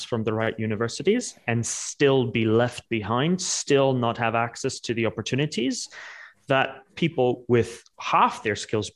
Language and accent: English; Netherlands; also born or lived in New York; now in London, United Kingdom; So I am Dutch.